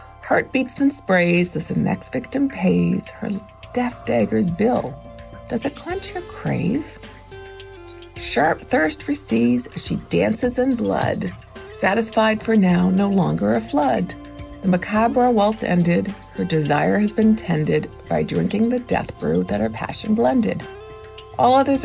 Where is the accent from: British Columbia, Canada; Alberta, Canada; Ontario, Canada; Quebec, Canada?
Ontario, Canada; Toronto; I'm from the Toronto area